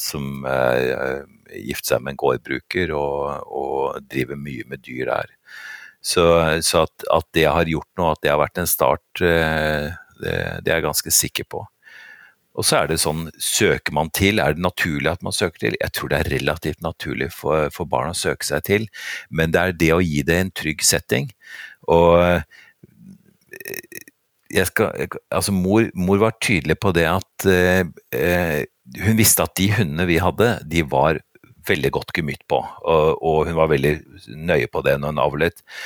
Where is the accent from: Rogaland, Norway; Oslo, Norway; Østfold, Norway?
Oslo, Norway; Jeg er født og oppvokst på Vettakollen, altså virkelig sånn virkelig Oslo vest.